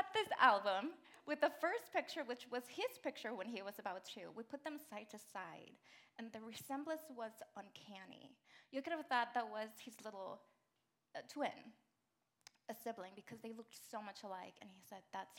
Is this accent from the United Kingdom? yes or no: no; Mexico; moved away as an adult; And I'm an immigrant. I moved here from Mexico when I was 17.